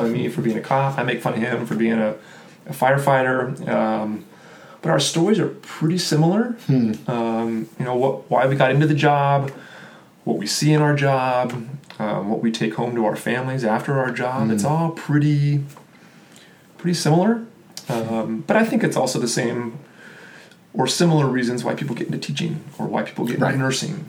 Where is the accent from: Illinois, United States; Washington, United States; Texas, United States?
Texas, United States; Austin; also born or lived in Kansas; I was born in Kansas, right next to Oklahoma. So I am familiar about where Oklahoma is. I jumped over and moved to Texas. Well, I shouldn't say I did. My family did when I was a little kid.